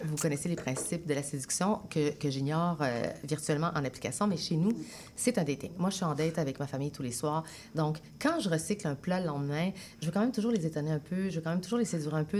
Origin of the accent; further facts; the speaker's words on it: Sainte-Foy, Quebec, Canada; also born or lived in Chile; je suis profondément québécoise, j'ai grandi à Sainte-Foy, mais je suis une Chilienne née au Chili